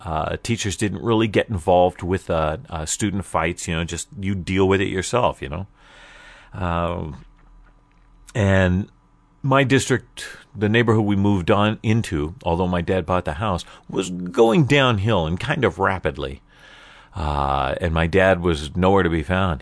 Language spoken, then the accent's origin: English; Portland, United States; growing up in Portland all the way until trade school